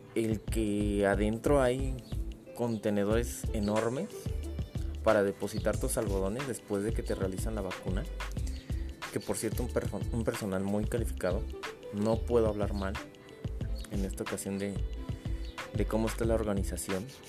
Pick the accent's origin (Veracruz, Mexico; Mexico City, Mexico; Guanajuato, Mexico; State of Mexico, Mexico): Mexico City, Mexico; yo soy de la alcaldía Gustavo Madero